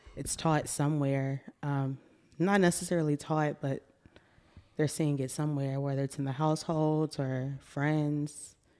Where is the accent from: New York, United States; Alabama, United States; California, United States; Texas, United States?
Texas, United States; Austin; also born or lived in Pflugerville, Texas; I'm born and raised in Austin